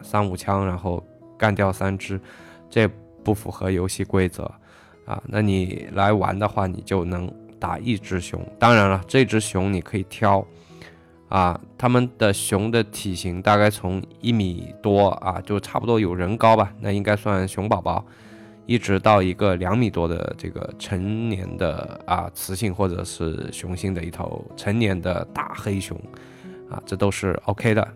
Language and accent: Chinese; China; 在我们中国人觉得啊